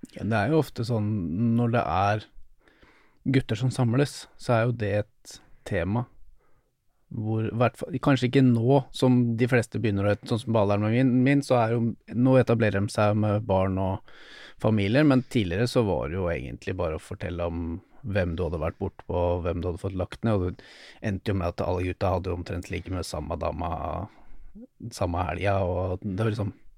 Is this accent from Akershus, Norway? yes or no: no; Drammen, Buskerud, Norway; jeg kommer fra Drammen